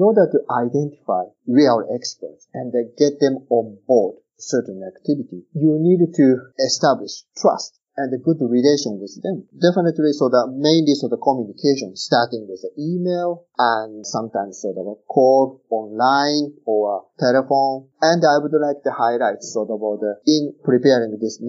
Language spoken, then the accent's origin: English; Japan; my home country, Japan